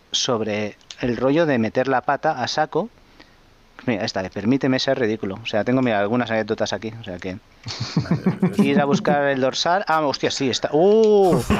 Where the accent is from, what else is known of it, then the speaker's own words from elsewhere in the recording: Navarcles, Catalonia, Spain; La, carrera de mi pueblo de Navarcles, bueno, tengo 50, como he vivido en muchos diferentes sitios de, de cría, bueno, pero este es uno de mis pueblos, Navarcles.